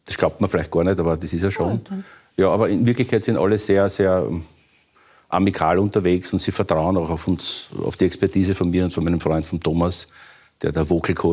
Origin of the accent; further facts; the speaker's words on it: Vienna, Austria; Also ich hab, bin aufgewachsen in Wien, in den 60ern bin ich geboren, in den 70ern habe ich das alles noch gesehen.